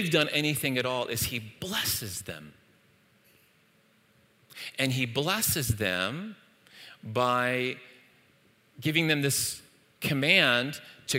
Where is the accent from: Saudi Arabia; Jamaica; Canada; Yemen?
Saudi Arabia; moved away; in the East, where I grew up in Saudi Arabia